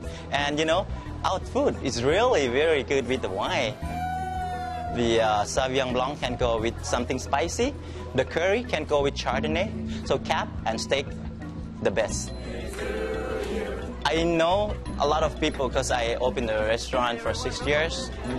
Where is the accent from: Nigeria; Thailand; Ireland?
Thailand; first language Thai; English is a second language; now in Vacaville, United States; my Thai is my first language, English is my second, food is my third language.